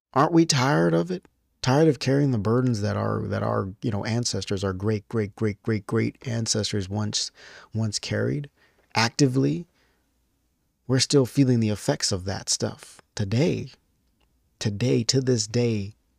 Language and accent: English; United States; as an American